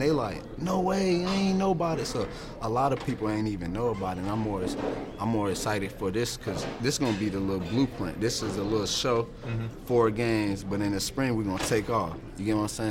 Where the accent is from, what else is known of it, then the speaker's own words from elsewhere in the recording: Virginia, United States; I'm from Virginia